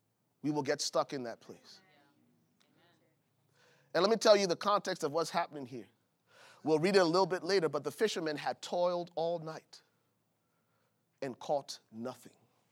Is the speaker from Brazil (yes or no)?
no; Buchanan, Grand Bassa County, Liberia; I remember growing up in Buchanan, Liberia. It was a coastal city, and the fishermen would come, man.